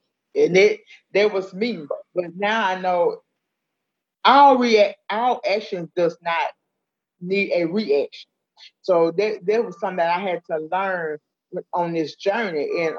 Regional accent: Allendale, United States; Well, I was born and raised in Allendale. You know, this, you know, a low, you know, high crime, low poverty area.

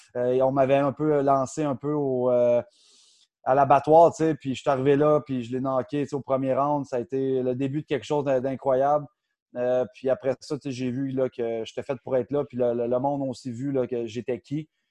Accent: Outaouais, Quebec, Canada; moi je viens de l'Outaouais, Ottawa qui est à côté

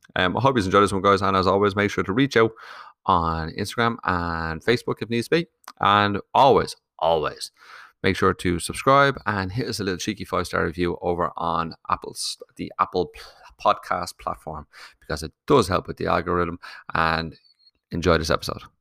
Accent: Ireland; accent: Irish; a proper Irish accent and you talk fairly quickly, like

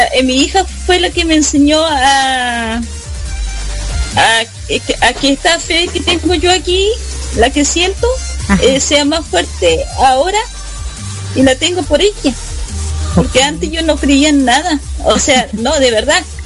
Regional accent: Osorno, Los Lagos, Chile; Aquí estoy desde Chile, Osorno, décima región de los lagos. Eh, nacida eh, de acá, de mi región, de eh, de mi país natal

